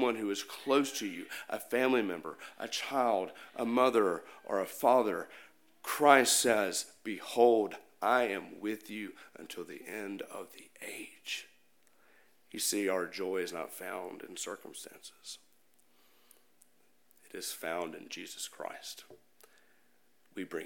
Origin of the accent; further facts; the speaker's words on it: Jackson, Mississippi, United States; My hometown is Jackson, Mississippi.